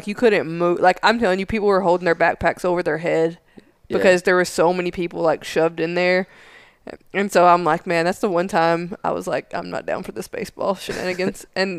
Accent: Tennessee, United States; moved away; I grew up in Tennessee

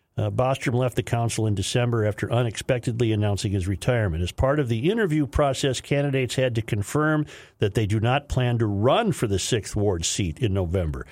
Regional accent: Saint Paul, Minnesota, United States; old Saint Paul eye like me

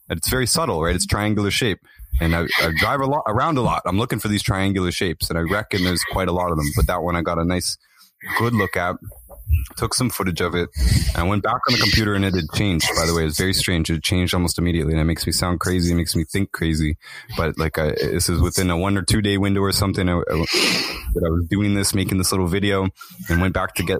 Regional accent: Toronto, Ontario, Canada; I filmed what I thought was a pyramid in my hometown, in East Toronto

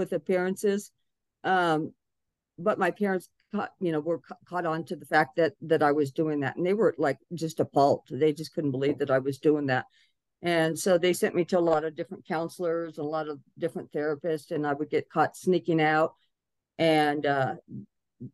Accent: Albuquerque, New Mexico, United States; also born or lived in Maryland; now in Colorado, United States; I'm from Albuquerque, New Mexico. Came from a pretty good middle-class family

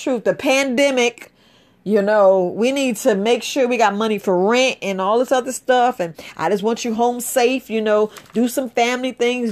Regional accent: New York City, New York, United States; I was raised up in the Bronx, New York

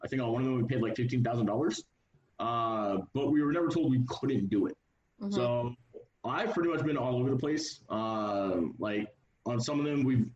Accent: Surprise, Arizona, United States; I'm from Surprise, Arizona.

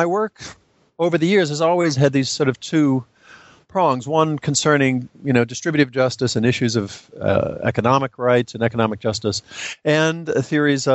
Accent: New Orleans, Louisiana, United States; moved away; I grew up in New Orleans

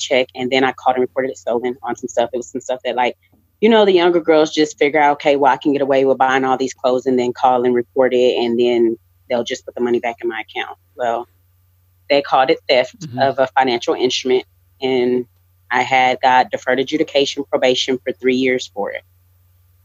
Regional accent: Lubbock, Texas, United States; I'm born and raised in Lubbock, Texas

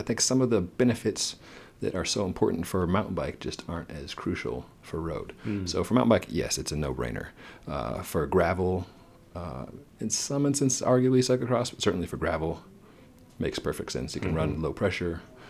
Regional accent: New Mexico, United States; I'm a kid from New Mexico where there's goat heads

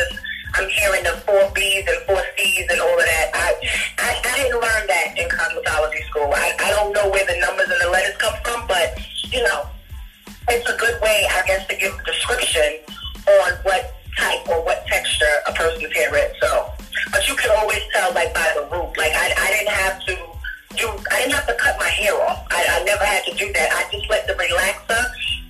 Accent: New York City, New York, United States; also born or lived in Queens, New York; I am born and raised in Brooklyn, New York. I currently live in Queens now

